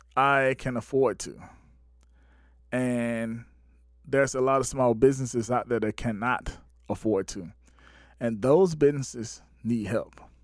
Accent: Batesburg-Leesville, South Carolina, United States; my hometown, Bates Square, Leesville, South Carolina

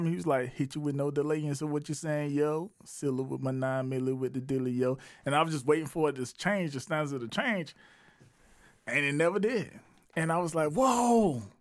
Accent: Batesburg-Leesville, South Carolina, United States; Yeah, that's where I'm from. I'm from I'm from Batesburg, Leesville. You heard that?

